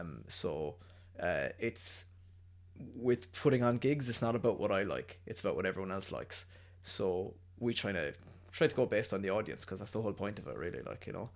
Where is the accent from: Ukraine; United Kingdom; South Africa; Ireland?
Ireland; Cork, Munster; us being Irish and us being from Cork